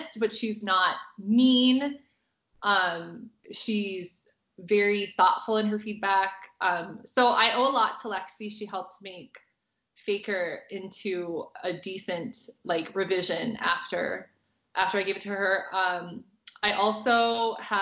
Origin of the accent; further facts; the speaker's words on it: United States; I obviously am not from England, I'm American